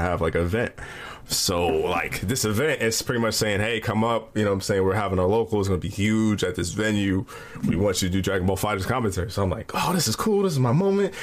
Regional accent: Midwest, United States; I'm from the Midwest

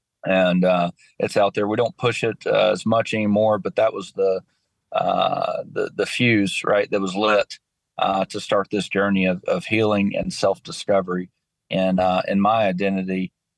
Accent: West Monroe, Louisiana, United States; Yeah. So, born and raised in West Monroe, Louisiana, joined the Army at 17

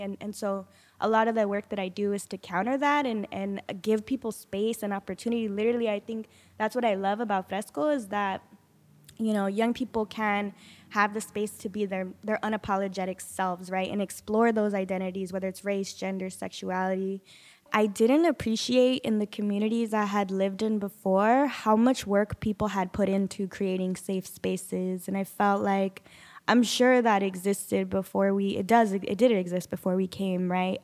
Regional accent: Sanger, California, United States; I'm originally from Sanger

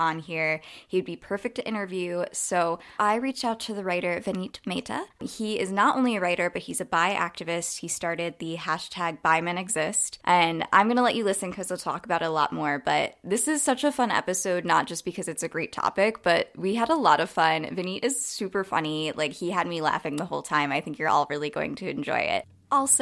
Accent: United States; also born or lived in upstate New York; I'm American. I live in upstate New York

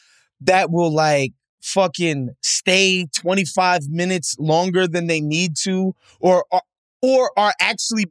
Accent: United States; as an American

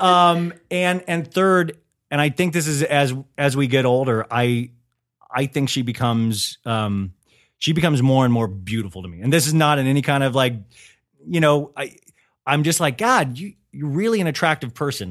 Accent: Kansas, United States; moved away; I grew up in Kansas

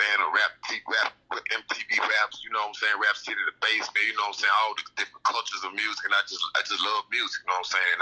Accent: Greenville, Mississippi, United States; accent: country; moved away; I'm originally from Greenville, Mississippi

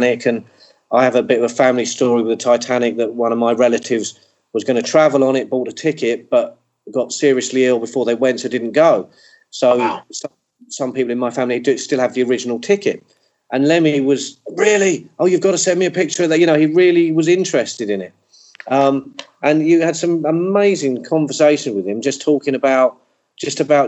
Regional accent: England, United Kingdom; being English

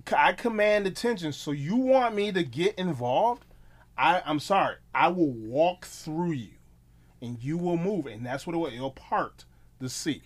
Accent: Milwaukee, Wisconsin, United States; I'm from Milwaukee, Wisconsin

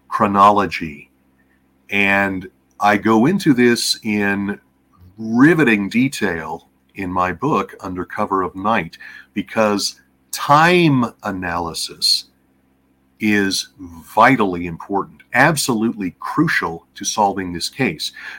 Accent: United States; as an American

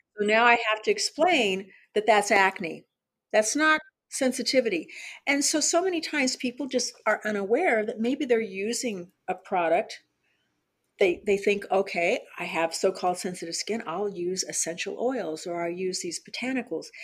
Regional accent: Southern California, United States; I was born and raised in Southern California

